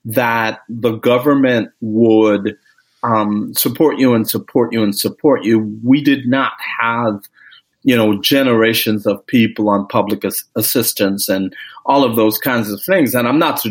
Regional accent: Grenada; moved away; I am originally from the Caribbean. I was born in the country of Grenada

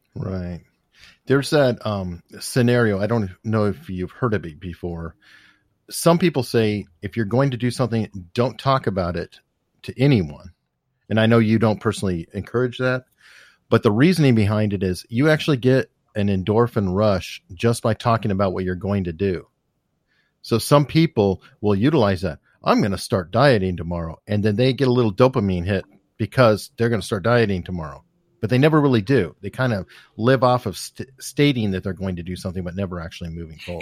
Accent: Tucson, Arizona, United States; I grew up in Tucson

